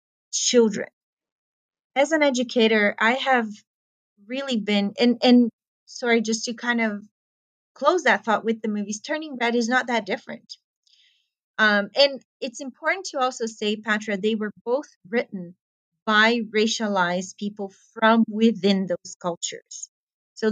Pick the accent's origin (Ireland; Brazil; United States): Brazil; I come from Brazil